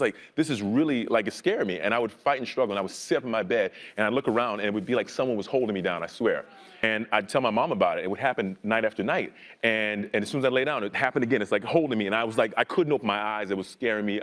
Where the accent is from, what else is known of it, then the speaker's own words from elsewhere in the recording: South Carolina, United States; I'm from South Carolina and on the South